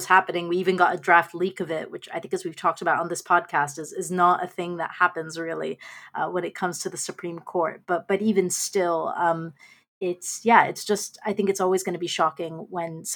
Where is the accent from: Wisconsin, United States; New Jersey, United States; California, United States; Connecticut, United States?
California, United States; my home state of California